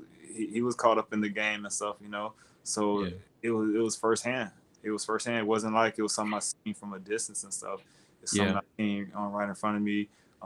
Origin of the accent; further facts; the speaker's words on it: Fort Myers, Florida, United States; Fort Myers, Florida. Fort Myers, Florida. It was rough.